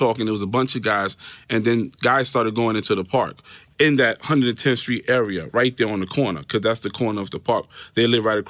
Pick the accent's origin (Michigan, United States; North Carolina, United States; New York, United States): New York, United States; New York City; also born or lived in Harlem, New York City; Originally, I was born in Harlem, moved to the Bronx. My dad was from Puerto Rico. Mother was born here. She's Puerto Rican also. And my childhood was like any other childhood, right? Middle-class family.